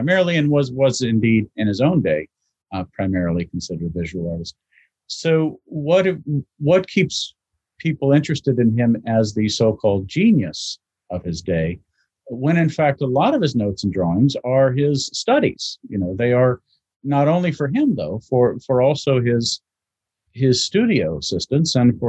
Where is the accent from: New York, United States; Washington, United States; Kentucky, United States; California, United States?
Kentucky, United States; Louisville; also born or lived in Maryland; now in London, United Kingdom; I'm from the Midwest, from two places, from Maryland and Louisville, Kentucky.